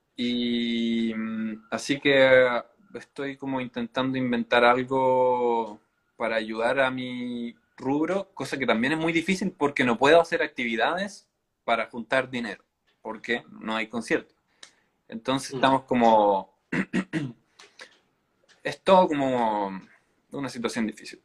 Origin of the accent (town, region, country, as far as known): Chile